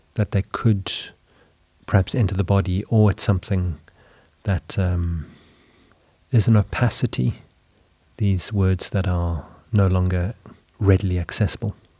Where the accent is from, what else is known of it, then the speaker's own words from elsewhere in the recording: South Africa; moved away as an adult; now in Sweden; growing up in South Africa, studying art in high school